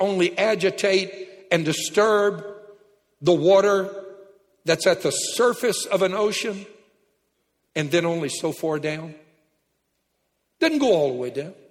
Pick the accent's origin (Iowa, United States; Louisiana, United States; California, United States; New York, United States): Louisiana, United States; I'm from Louisiana